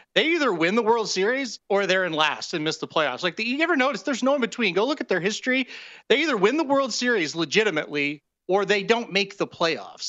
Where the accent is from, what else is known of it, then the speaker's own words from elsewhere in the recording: Missouri, United States; I'm from Missouri